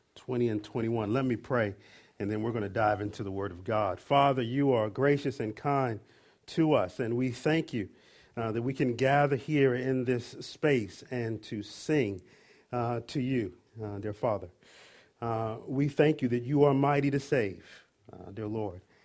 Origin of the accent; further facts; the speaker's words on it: Maryland, United States; moved away; I'm originally from Maryland